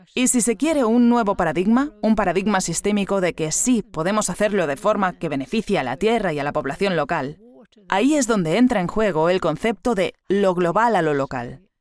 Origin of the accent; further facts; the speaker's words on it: Sweden; moved away; en mi país natal, Suecia